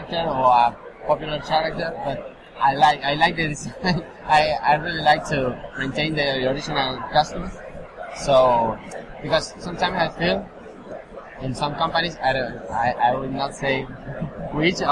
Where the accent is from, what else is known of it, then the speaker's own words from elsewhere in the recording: Argentina; English is a second language; I'm from Argentina